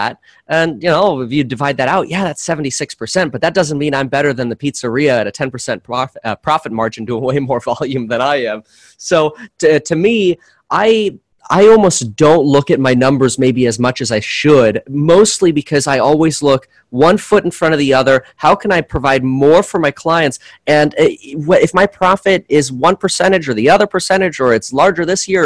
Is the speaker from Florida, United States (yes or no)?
yes; Florida, United States; also born or lived in Germany / Southern California; now in Ventura County, California, United States; I was born in Germany and got moved out to Florida when I was a year and a half old